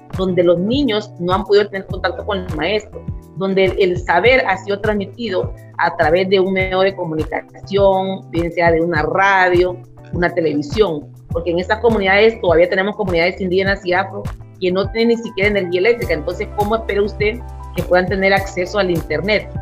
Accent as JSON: {"language": "Spanish", "town": "Santa Rosa de Aguán", "region": "Colón", "country": "Honduras", "tie": "born or raised there", "said": "yo nací en Santa Rosa de Aguán, en la comunidad garífuna, hoy por hoy más pobre de nuestro país"}